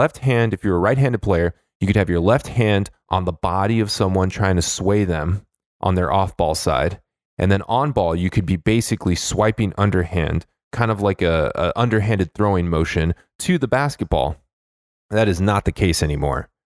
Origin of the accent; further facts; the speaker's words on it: Los Angeles, California, United States; my hometown favorite Los Angeles Lakers